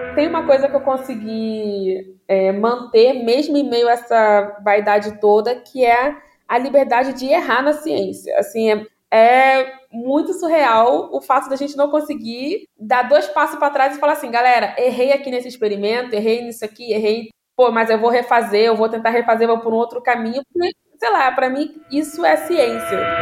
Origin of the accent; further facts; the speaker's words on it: Duque de Caxias, Rio de Janeiro, Brazil; moved away as an adult; Eu nasci no Rio de Janeiro, na capital. O hospital também não vou lembrar o nome, já fechou. Uhum. Mas eu me considero caxiense. Tá, eu me considero da Baixada Fluminense, Duque de Caxias